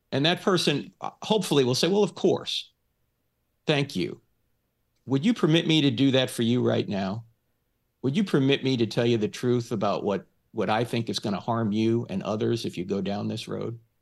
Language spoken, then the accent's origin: English; New Jersey, United States; moved away; I'm originally from New Jersey